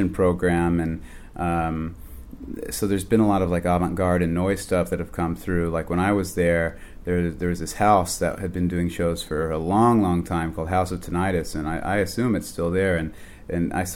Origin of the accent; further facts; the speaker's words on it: Denton, Texas, United States; moved away as an adult; now in New York, United States; I was born in Denton, Texas. I'm 24 and living in a college town